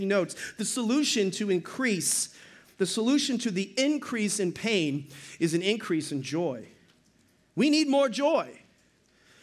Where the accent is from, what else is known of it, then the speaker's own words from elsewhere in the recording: Boston, Massachusetts, United States; I'm from Boston.